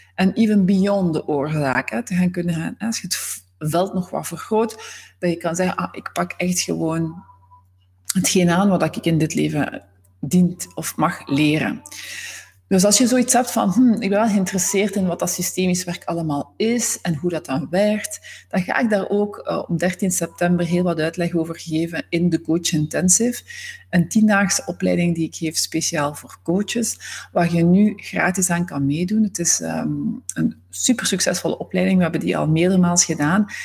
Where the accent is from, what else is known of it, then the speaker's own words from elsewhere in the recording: Zwijnaarde, Flanders, Belgium; moved away; Ik ben oorspronkelijk van Zwijnaarden, dat ligt naast Gent